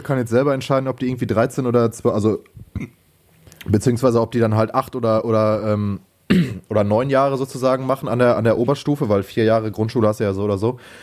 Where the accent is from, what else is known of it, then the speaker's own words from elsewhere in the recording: Lünen, North Rhine-Westphalia, Germany; moved away as an adult; now in Bochum, Germany; bei uns in Lünen hieß das halt EPH.